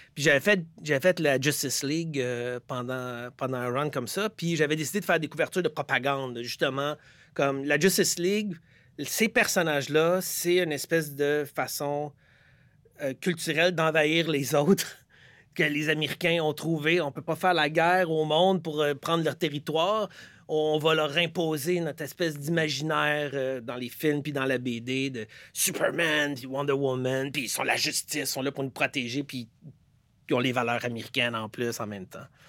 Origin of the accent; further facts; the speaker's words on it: Quebec, Canada; en tant que Québécois, j'étais plus en train de lire Tintin